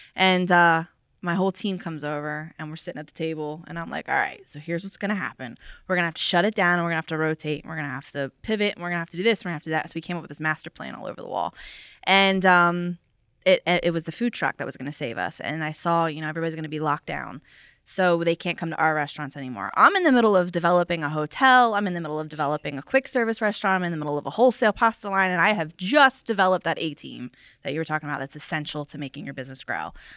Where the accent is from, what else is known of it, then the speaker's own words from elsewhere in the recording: Florida, United States; moved away; I did not grow up around here, though. I grew up in Florida